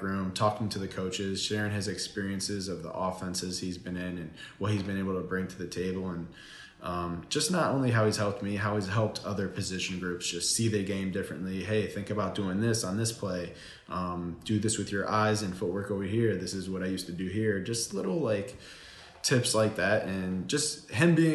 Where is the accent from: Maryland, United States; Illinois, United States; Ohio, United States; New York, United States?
Ohio, United States; moved away as an adult; also born or lived in North Carolina; growing up in Ohio, it's the Buckeye State